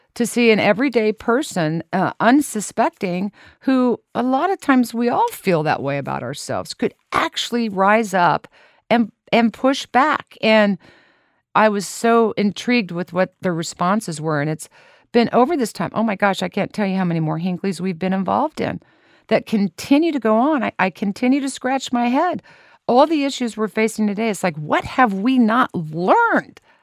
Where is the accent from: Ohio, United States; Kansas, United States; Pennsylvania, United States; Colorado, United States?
Kansas, United States; Lawrence; I was born and raised in Lawrence, Kansas